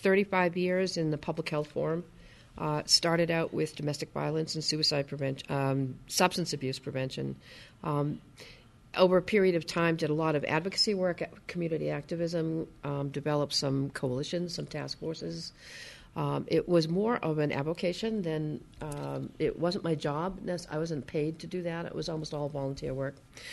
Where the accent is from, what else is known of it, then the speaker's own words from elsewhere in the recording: Bristol County, Massachusetts, United States; We're from Bristol County in Massachusetts. It's in southeastern Mass.